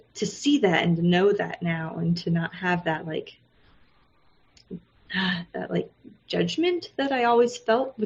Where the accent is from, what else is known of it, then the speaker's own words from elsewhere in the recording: United States; moved away as an adult; now in Japan; I'm American